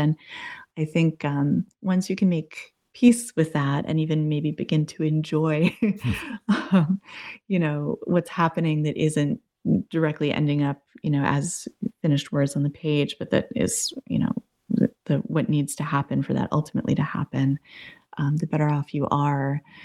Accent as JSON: {"language": "English", "region": "New England", "country": "United States", "tie": "born or raised there", "also_born_or_lived": "Massachusetts / Boston / Arizona", "moved": "as an adult", "said": "I grew up in New England, went to college"}